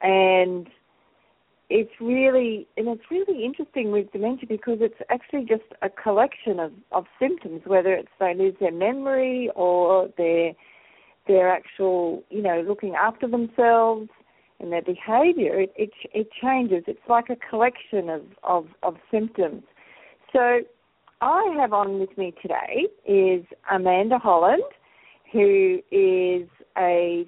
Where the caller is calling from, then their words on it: Australia; I'm just live from Australia, so good afternoon or good morning and or good night, wherever you are in the world.